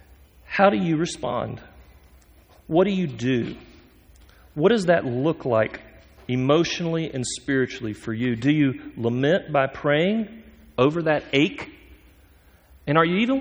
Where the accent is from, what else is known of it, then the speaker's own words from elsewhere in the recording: United States; as Americans, especially as us American men